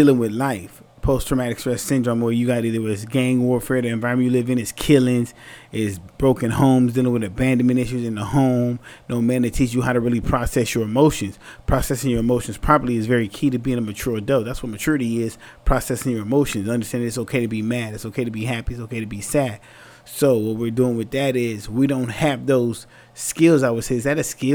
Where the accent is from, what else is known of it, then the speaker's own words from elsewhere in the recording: San Antonio, Texas, United States; when I was younger, right, growing up in San Antonio, Texas